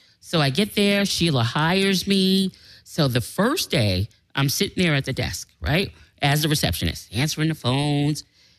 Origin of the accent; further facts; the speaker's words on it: New York City, New York, United States; When I graduated from high school in Manhattan, because I'm from New York.